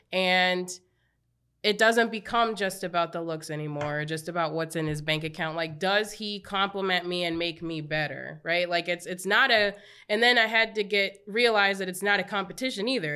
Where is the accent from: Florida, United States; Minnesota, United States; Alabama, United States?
Minnesota, United States; Apple Valley; I grew up in Apple Valley, very white